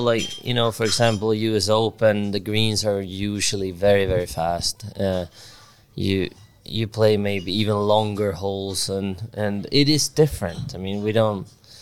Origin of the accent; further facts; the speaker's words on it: Sweden; growing up in Sweden